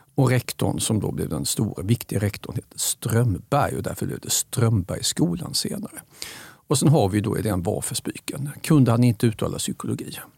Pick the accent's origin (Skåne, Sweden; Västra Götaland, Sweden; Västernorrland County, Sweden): Skåne, Sweden; Staffanstorp; Jag växte upp i Staffanstorp. Klart jag håller på hembygden.